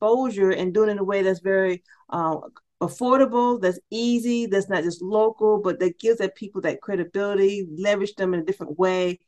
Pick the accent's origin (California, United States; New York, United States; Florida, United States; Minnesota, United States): Florida, United States; St. Petersburg; now in Atlanta, United States; I grew up in Florida, originally from St. Petersburg, Florida.